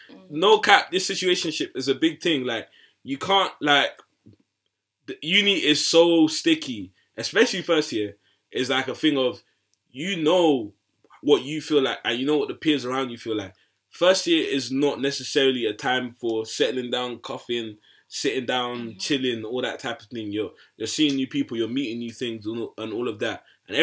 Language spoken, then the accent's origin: English; Nigeria; I'm really Nigerian to the core.